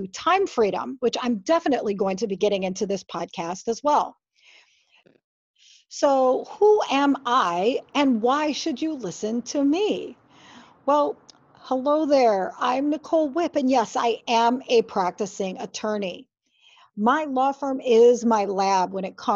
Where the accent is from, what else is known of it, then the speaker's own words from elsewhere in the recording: Michigan, United States; moved away as an adult; also born or lived in Honolulu, Hawaii; I moved back to my home state of Michigan in 2008.